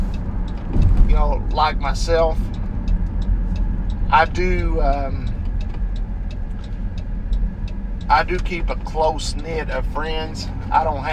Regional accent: United States; I'm an American citizen, born and raised in the United States

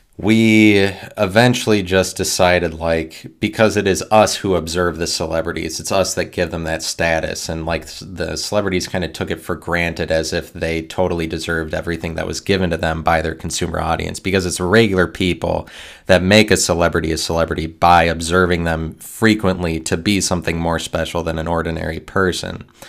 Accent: United States; me being an American

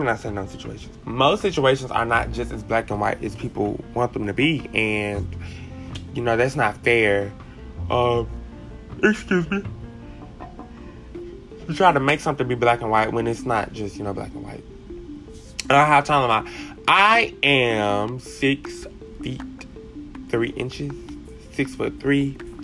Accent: Columbia, Mississippi, United States; also born or lived in Hattiesburg, Mississippi / Prentiss, Mississippi / Bassfield, Mississippi; I actually grew up in Columbia, Mississippi, in a small community named Blue Springs

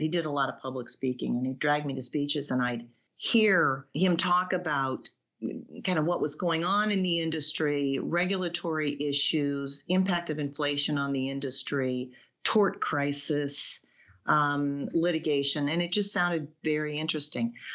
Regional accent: Iowa City, Iowa, United States; I grew up in Iowa City

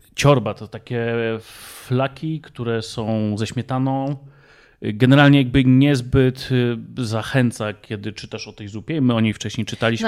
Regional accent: Kielce, Świętokrzyskie Voivodeship, Poland; my pochodzimy z województwa świętokrzyskiego

